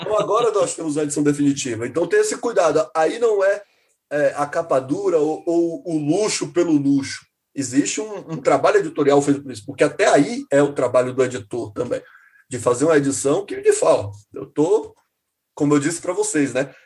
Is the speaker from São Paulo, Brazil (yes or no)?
no; Salvador, Bahia, Brazil; eu que sou de Salvador